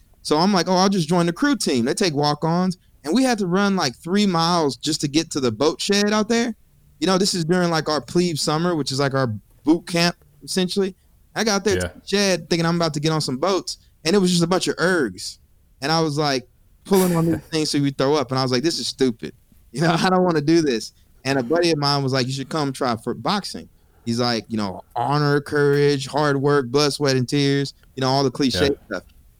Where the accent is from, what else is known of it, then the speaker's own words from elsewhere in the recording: College Station, Texas, United States; So I'm from College Station, and Texas A&M University is in my backyard.